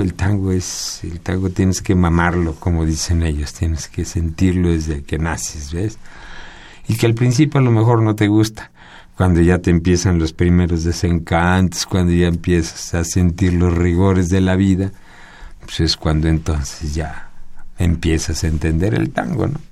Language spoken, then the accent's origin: Spanish; Mexico; Yo nací aquí en México